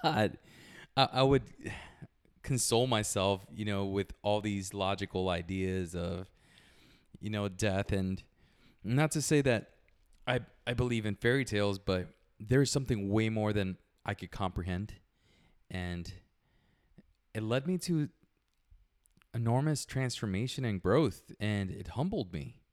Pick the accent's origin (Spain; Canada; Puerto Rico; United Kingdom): Puerto Rico; moved away; I was born in Puerto Rico, small little place.